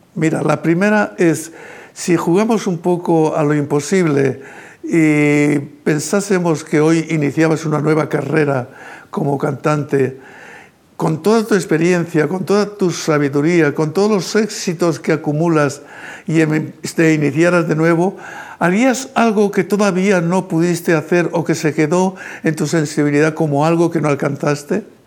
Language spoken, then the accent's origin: Spanish; Spain; Yo como español